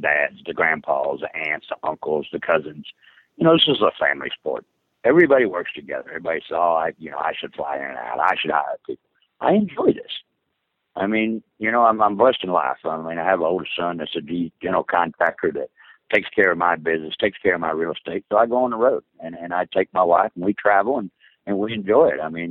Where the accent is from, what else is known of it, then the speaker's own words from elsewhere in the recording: the South, United States; I grew up in the South